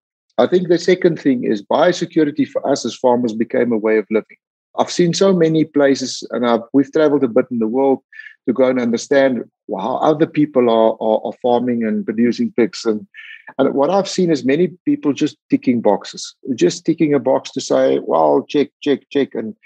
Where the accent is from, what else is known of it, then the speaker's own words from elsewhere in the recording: South Africa; as South African pig farmers, we know we have it.